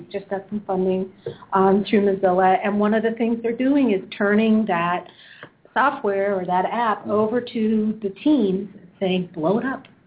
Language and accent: English; Canada; now in Chattanooga, United States; I'm Canadian originally